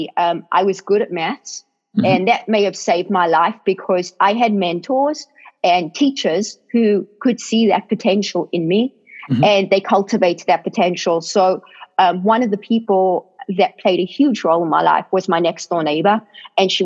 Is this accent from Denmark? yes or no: no; South Africa; now in United States; I grew up in South Africa